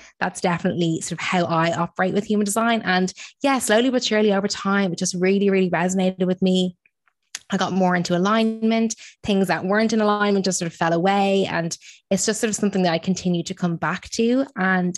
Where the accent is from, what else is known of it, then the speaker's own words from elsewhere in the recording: Ireland; moved away as an adult; now in London, United Kingdom; I'm originally from Ireland